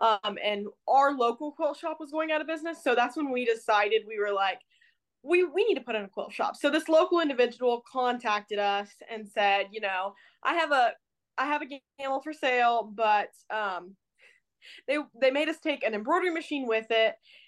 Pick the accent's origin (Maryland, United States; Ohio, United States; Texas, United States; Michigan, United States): Ohio, United States; now in Portland, United States; So I currently live in Portland, Indiana. I'm from Ohio, so we moved over here about probably a year and a half ago.